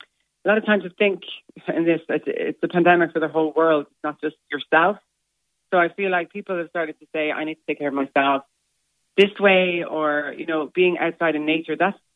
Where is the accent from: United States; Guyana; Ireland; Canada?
Ireland; Shannon, Munster; I'm originally from Shannon. I have memories of me and my siblings walking in the mud in the Shannon.